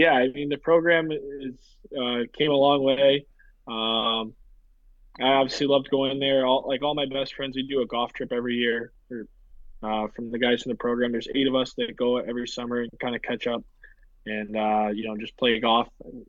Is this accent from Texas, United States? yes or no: no; St. Louis, Missouri, United States; born or raised there; moved away; also born or lived in Boston